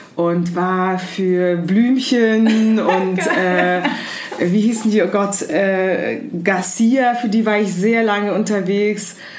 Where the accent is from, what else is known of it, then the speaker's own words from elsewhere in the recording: Heidelberg, Baden-Württemberg, Germany; also born or lived in Kyiv, Ukraine; now in Berlin, Germany; Ich bin in der Ukraine allerdings geboren. Als ich ähm, zehn Jahre alt war, ist meine Familie nach Deutschland ausgewandert, aus Kiew. Und dann bin ich größtenteils in Heidelberg aufgewachsen